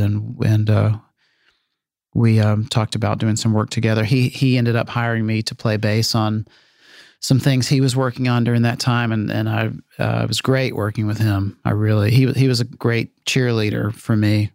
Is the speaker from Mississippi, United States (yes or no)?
yes; Meridian, Mississippi, United States; my hometown in Meridian.